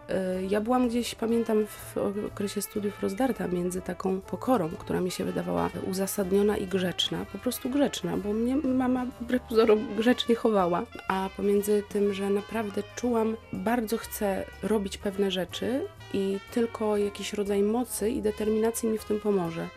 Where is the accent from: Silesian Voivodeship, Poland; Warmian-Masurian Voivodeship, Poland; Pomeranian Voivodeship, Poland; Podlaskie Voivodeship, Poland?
Pomeranian Voivodeship, Poland; Słupsk; moved away as an adult; also born or lived in Elbląg; now in Wrocław, Poland; Urodziłam się w Elblągu. Moim miastem rodzinnym jest Słupsk, w którym spędziłam 18 lat życia, mieszkając z rodzicami